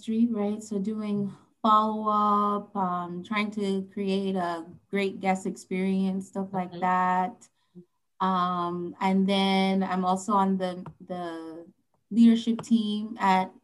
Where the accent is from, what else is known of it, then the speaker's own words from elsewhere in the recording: Saint Andrew, Jamaica; moved away; also born or lived in Kingston, Jamaica; we're from St. Andrew, and then moved to Kingston later on